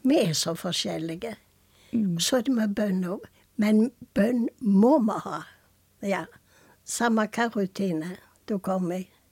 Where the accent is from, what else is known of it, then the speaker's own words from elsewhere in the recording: Karmøy, Rogaland, Norway; moved away as an adult; also born or lived in Tucumán, Argentina; Jeg er fra Selvøyna